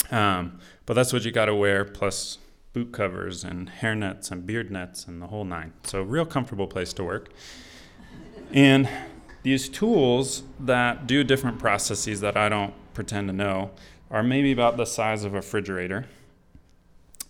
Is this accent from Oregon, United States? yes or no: yes; just outside of Portland, Oregon, United States; moved away; I grew up in the Pacific Northwest, just outside of Portland, Oregon